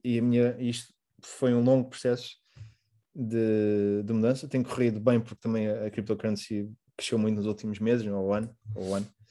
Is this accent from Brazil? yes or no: no; Portugal; also born or lived in Mozambique; now in Rotterdam, Netherlands; como português